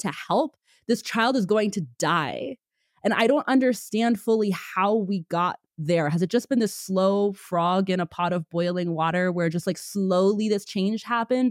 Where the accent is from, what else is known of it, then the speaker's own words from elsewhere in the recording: Pennsylvania, United States; now in Texas, United States; I'm from Pennsylvania. I now live in Texas